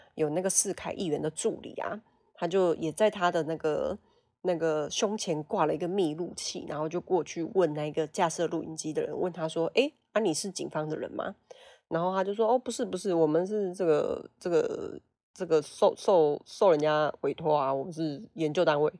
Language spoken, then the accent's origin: Chinese; Fengshan, Kaohsiung, Taiwan; 是凤山土生土长的凤山人